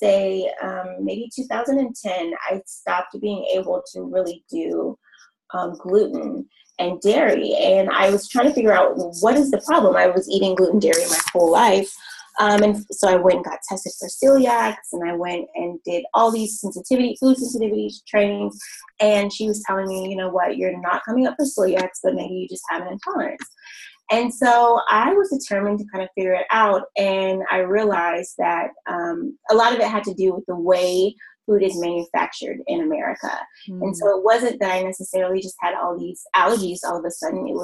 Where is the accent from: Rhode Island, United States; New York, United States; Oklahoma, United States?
Oklahoma, United States; Oklahoma City; moved away as an adult; now in Houston, United States; I am originally from Oklahoma City. I moved to Houston 5 years, actually 6 years ago this month